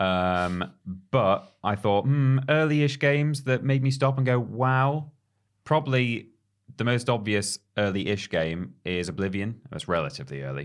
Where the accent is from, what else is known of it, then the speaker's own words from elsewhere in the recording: United Kingdom; us being British